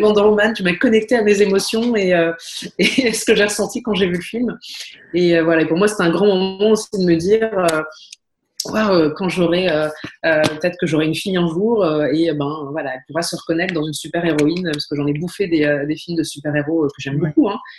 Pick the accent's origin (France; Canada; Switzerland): France; Paris, Île-de-France; moved away as an adult; also born or lived in Brussels; je suis parisienne et je vivais à Paris